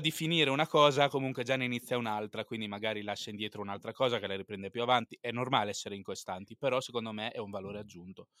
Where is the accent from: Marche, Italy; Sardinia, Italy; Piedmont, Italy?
Marche, Italy; Pesaro; also born or lived in Turin; sono nato a Torino, ma vivo a Pesaro, appunto dove vivi anche te